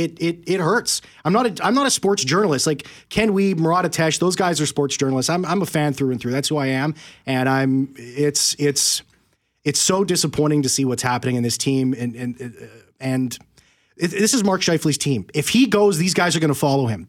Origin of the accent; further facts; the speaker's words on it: Winnipeg, Manitoba, Canada; I'm born and raised in Winnipeg here